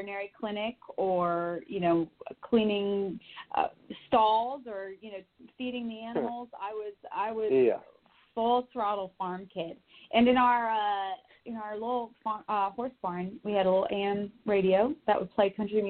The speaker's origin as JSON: {"language": "English", "town": "Bozeman", "region": "Montana", "country": "United States", "tie": "born or raised there", "said": "I'm originally from Bozeman, Montana, where I was born and raised"}